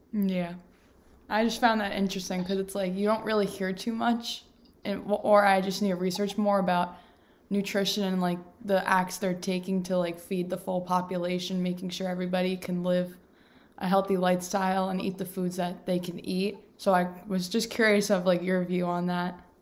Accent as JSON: {"language": "English", "region": "New York", "country": "United States", "said": "I'm a New Yorker"}